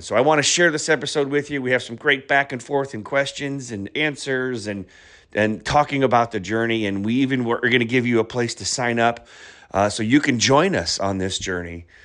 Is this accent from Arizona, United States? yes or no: no; Omaha, Nebraska, United States; I grew up in Omaha, Nebraska